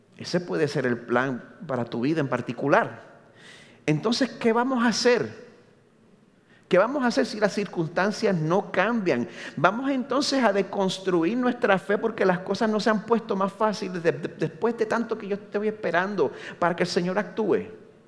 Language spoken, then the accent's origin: Spanish; Carolina, Puerto Rico; moved away as an adult; now in Orlando, United States; nacido y criado aquí en Puerto Rico, en Carolina